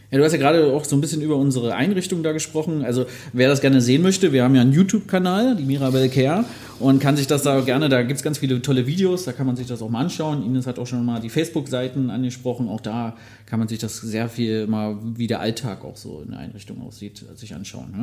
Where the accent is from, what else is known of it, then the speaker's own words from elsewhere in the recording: Magdeburg, Saxony-Anhalt, Germany; Ich bin ja gebürtiger Magdeburger, habe ja auch in der Nähe gelernt.